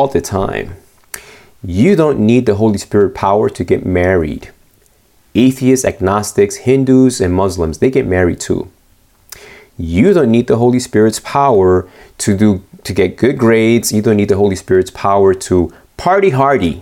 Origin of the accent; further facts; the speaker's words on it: Argentina; moved away; when I was born in Argentina, Pastor Ariel Barrios is the one that dedicated me